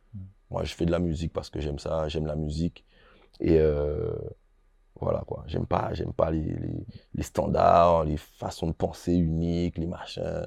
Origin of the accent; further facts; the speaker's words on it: Guadeloupe; chez moi en Guadeloupe